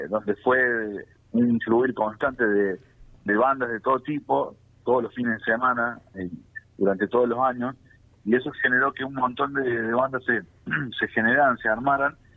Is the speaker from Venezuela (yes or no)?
no; Villa María, Córdoba, Argentina; somos de Villa María, acá de la provincia de Córdoba